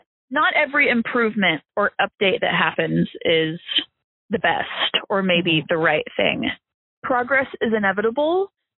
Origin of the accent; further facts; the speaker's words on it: Fayetteville, Arkansas, United States; I am from Fayetteville, Arkansas. I have lived in my neighborhood since I was 7. I live one street over from my childhood home.